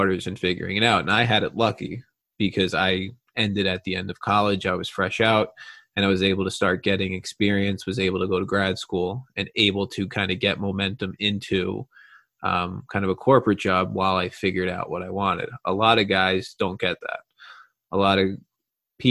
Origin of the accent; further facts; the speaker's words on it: Long Island, New York, United States; I grew up in Long Island, New York